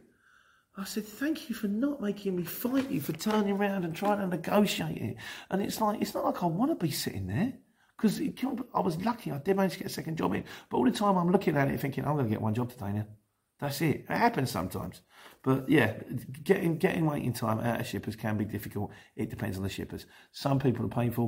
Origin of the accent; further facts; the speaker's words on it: Luton, East of England, United Kingdom; Luton, it's my hometown